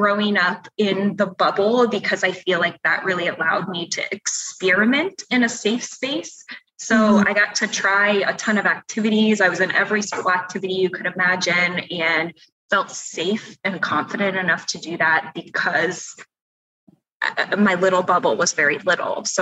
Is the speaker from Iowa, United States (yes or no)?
yes; Iowa, United States; I grew up in a really, really small town